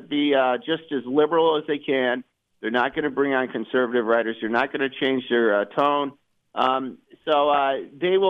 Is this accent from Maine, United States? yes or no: no; Fort Dodge, Iowa, United States; moved away; I went up to Northwest Iowa, where I was raised this past weekend, and I was driving around in several towns up there. I grew up in Fort Dodge